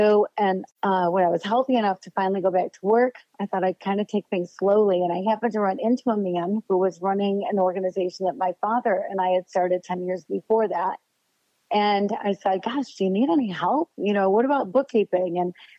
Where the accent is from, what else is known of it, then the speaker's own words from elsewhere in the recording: Grand Rapids, Michigan, United States; I am 61 years old and I grew up in Grand Rapids, Michigan. And I'm still in Grand Rapids, Michigan.